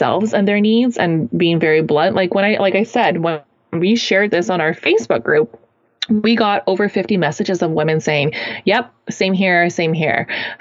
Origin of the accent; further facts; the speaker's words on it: Kelowna, British Columbia, Canada; moved away; my hometown, Kelowna, British Columbia, Canada here